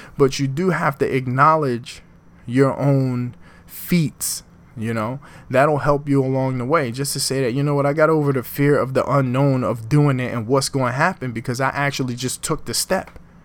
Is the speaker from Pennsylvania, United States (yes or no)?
yes; Philadelphia, Pennsylvania, United States; moved away as an adult; now in Newark, United States; I'm born and raised in Philadelphia, North Philadelphia